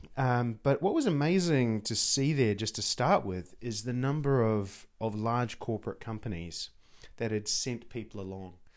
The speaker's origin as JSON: {"language": "English", "country": "New Zealand", "said": "a Kiwi, t, uh, as an, as New Zealander"}